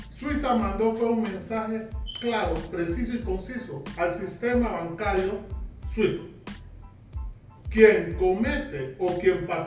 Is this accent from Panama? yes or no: yes; Panama; en nuestra República de Panamá, que nada más tiene 75 mil kilómetros cuadrados, somos un país caribeño tropical